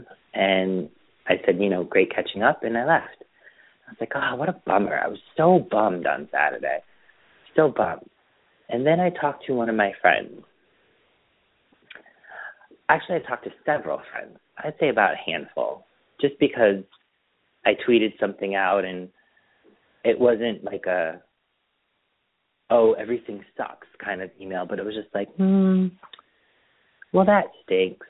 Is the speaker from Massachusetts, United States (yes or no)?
yes; Springfield, Massachusetts, United States; moved away; Springfield. But, you know, I just moved out here